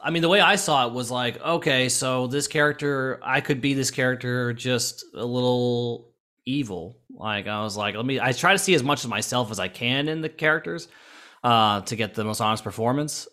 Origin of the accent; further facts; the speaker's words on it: Florida, United States; I grew up in Florida and I went to Halloween Horror Nights all the time